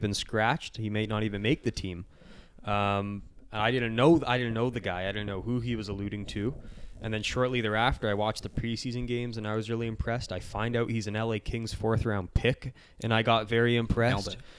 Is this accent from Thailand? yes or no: no; Canada; as a Canadian